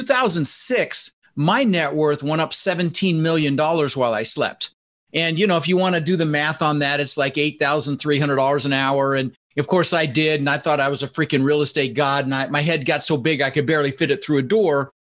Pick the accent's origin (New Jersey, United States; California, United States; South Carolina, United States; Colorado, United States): Colorado, United States; Denver; also born or lived in Netherlands; now in Florida, United States; I immigrated from the Netherlands, you know, Holland, wooden shoes, windmills, when I was 6 years old with my brother Albert, my mother's Vancha. And we ended up in Denver, Colorado, and we didn't have much